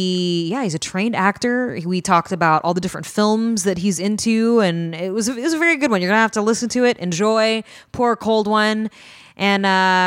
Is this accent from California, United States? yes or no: yes; Northern California, United States; because I'm from Northern California.